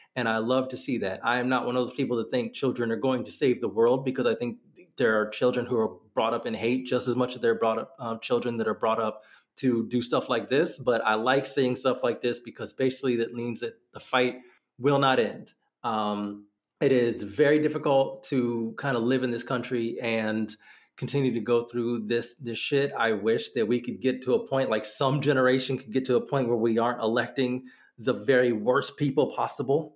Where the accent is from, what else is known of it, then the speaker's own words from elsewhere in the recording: Northern Virginia, United States; I grew up in Northern Virginia